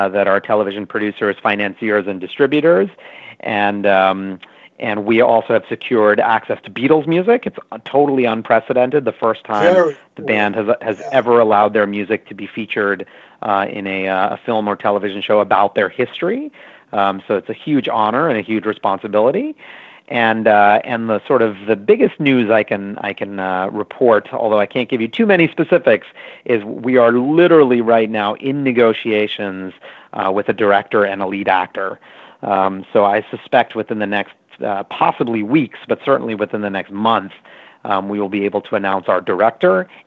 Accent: New York City, New York, United States; I grew up in New York City, and I'm of Indian origin

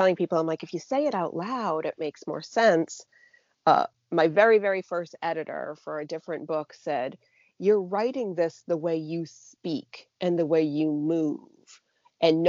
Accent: New Hampshire, United States; I'm from New Hampshire. It's very Granite State.

